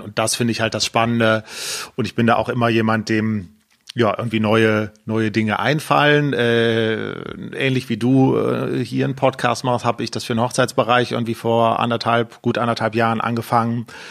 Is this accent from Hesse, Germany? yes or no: no; Düsseldorf, North Rhine-Westphalia, Germany; ich bin in Düsseldorf geboren, äh, äh lebe mit Freundin und Hund äh, in Düsseldorf und habe auch in Düsseldorf studiert